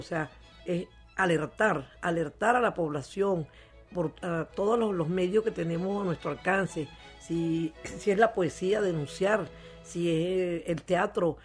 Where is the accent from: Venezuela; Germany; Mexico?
Venezuela; como venezolanos que somos